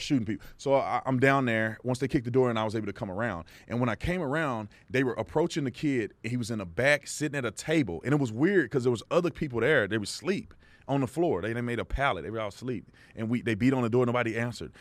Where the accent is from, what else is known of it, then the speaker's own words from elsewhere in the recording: Texas, United States; the little kid that grew up going to church 'cause that was the thing you did growing up in Texas